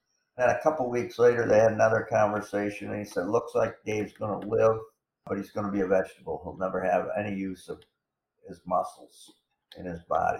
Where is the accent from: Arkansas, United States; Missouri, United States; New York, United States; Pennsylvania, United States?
New York, United States; Corning; my hometown of Corning, New York